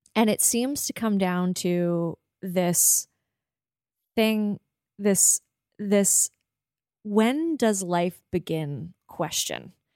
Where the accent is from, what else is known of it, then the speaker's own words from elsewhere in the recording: Prince Edward Island, Canada; also born or lived in Toronto; now in Halifax, Canada; a young person growing up on Prince Edward Island